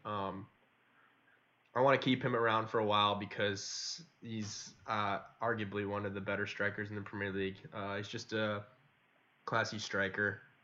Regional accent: United States; we're some American lads

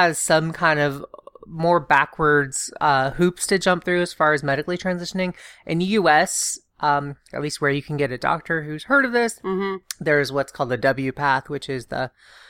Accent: the South, United States; I grew up in the South. We were evangelical.

